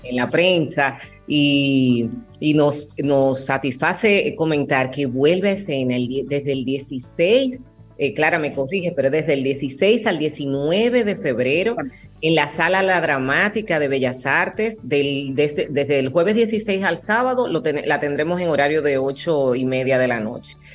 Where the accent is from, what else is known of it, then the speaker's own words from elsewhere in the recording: Dominican Republic; aquí en mi país.